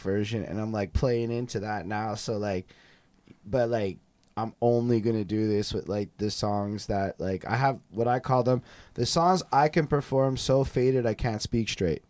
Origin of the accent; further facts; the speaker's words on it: Montreal, Quebec, Canada; we're all from Montreal. Both of us is from Montreal.